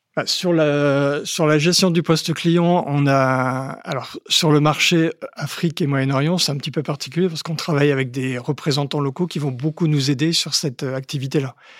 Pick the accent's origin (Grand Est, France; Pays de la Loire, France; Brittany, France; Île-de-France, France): Grand Est, France; Haute-Marne; quand j'étais petit, euh, en Haute-Marne